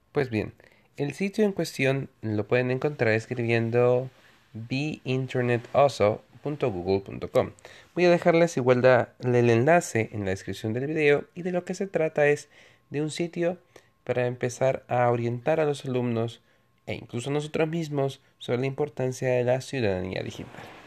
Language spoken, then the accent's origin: Spanish; El Salvador; Soy un ciudadano en mi país, El Salvador